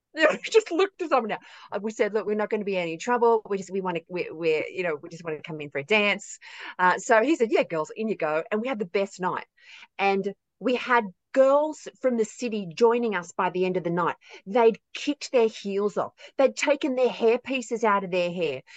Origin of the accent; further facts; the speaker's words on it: rural New South Wales, Australia; I'm from uh, rural New South Wales, right in the heart of it. Um, it is awesome out here.